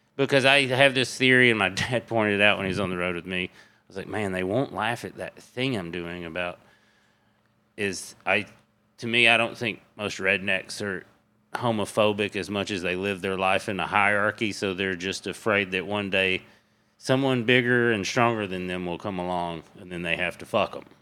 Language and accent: English; Crossville, Tennessee, United States; East Tennessee, Crossville, Tennessee